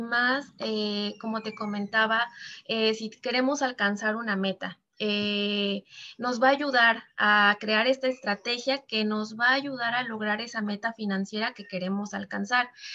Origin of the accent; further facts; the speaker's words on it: Veracruz, Mexico; now in Mexico City, Mexico; yo originalmente eh, soy de Veracruz, actualmente vivo en la Ciudad de México